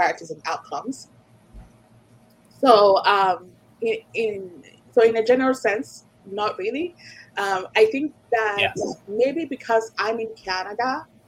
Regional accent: Nigeria; now in North America; my experience growing up in Nigeria

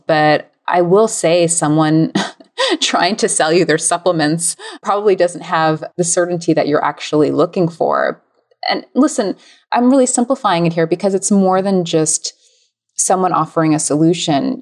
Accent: United States

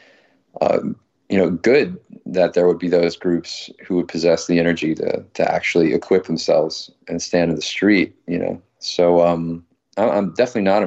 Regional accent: Arkansas, United States; I'm from Arkansas

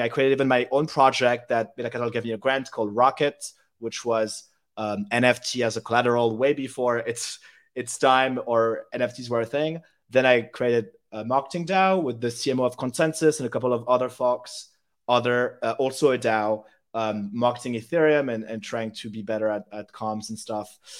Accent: Paris, Île-de-France, France; English is a second language; moved away as an adult; also born or lived in United Kingdom; I grew up in Paris from zero to 18. And at 18, I studied in the UK. So now I'm bilingual and I speak English.

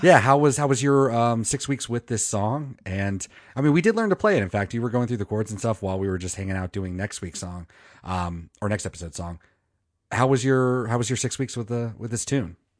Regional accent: Manassas, Virginia, United States; moved away; my hometown of Manassas, Virginia

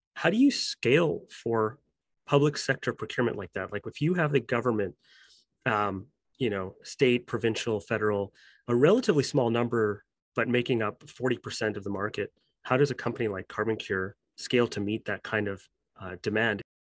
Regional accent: Canada; as a Canadian, you know, myself

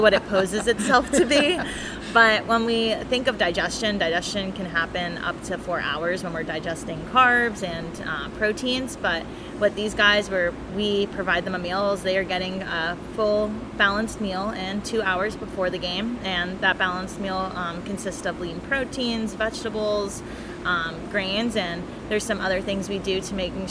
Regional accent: New Jersey, United States; I'm from Jersey

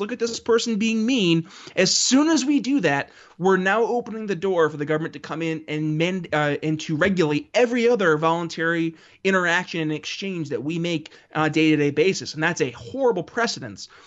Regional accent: United States; I say this as an American

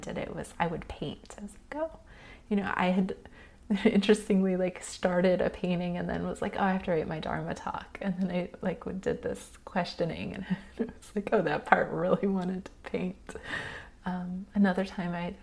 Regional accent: United States; especially as modern American humans who've been raised in a capitalist society

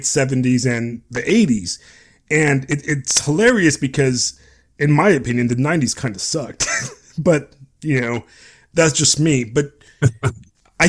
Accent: Long Beach, California, United States; I grew up in Southern California. And Southern California, specifically Long Beach, where I grew up

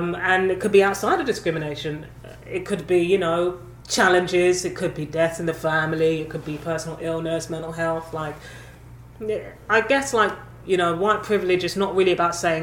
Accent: London, United Kingdom; I grew up in London, hugely multicultural

